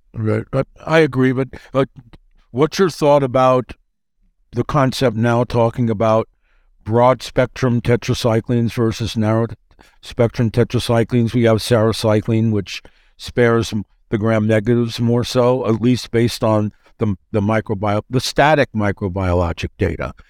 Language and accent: English; New York, United States; I'm from New York